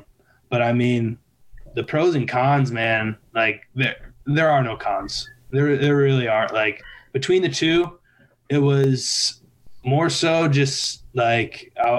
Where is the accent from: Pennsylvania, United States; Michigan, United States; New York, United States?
Michigan, United States; born there; also born or lived in Kentucky / Minnesota / Colorado; I've lived in Michigan. I was born in Michigan. I've lived in Kentucky, Minnesota, Colorado.